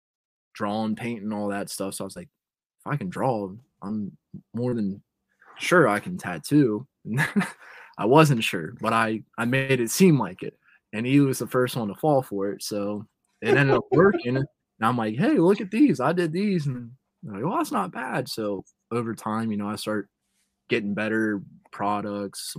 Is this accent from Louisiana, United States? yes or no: no; Cincinnati, Ohio, United States; Growing up in Cincinnati